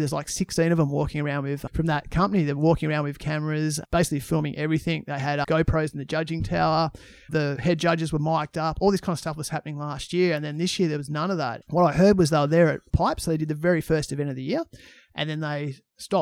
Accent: Western Australia, Australia; being West Australian

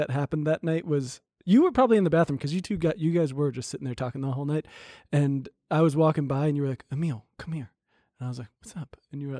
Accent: New Jersey, United States; I'm from Central Jersey.

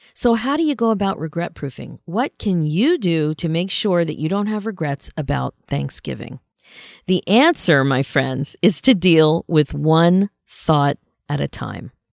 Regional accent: Pennsylvania, United States; now in Canada; I grew up in Pennsylvania and was very involved in a high school marching band, the North Penn Marching Knights

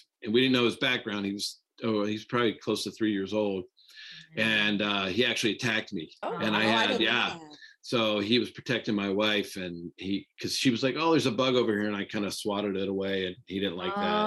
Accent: Pittsburgh, Pennsylvania, United States; I grew up here in Pittsburgh

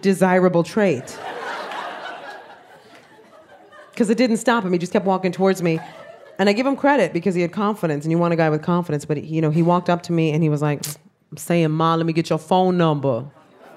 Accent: New York City, New York, United States; I am Puerto Rican from the South Bronx.

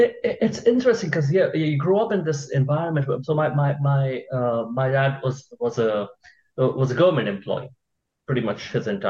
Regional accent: India; moved away as an adult; now in United States; I grew up in India. I was in India all through high school. Then I moved here for college

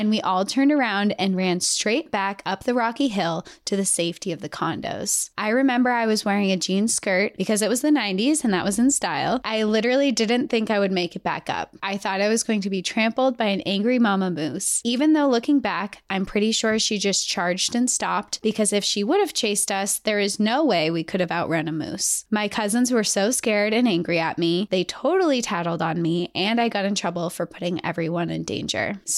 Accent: Montana, United States; born or raised there; now in Texas, United States

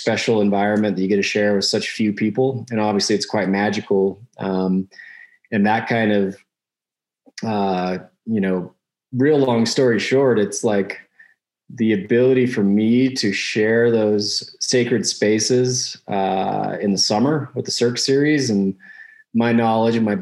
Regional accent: Salt Lake City, Utah, United States; I grew up in Salt Lake City, Utah

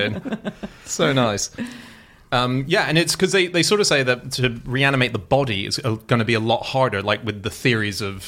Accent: Australia; I am Australian

